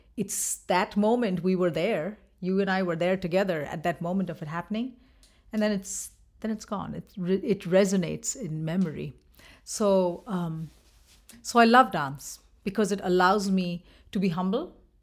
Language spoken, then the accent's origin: English; West Bengal, India; moved away as an adult; now in Minnesota, United States; I'm from Bengal